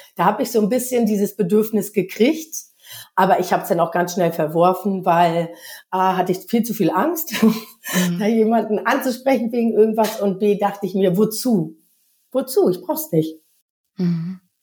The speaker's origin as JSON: {"language": "German", "region": "East Germany", "country": "Germany", "tie": "born or raised there", "moved": "yes", "said": "ich bin in der DDR groß geworden"}